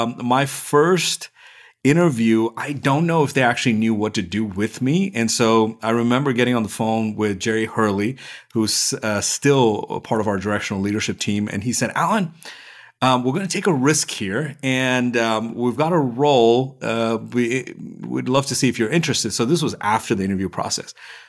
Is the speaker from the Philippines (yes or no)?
no; India; also born or lived in Middle East; now in United States; So I'm originally from India. I spent most of my life in the Middle East.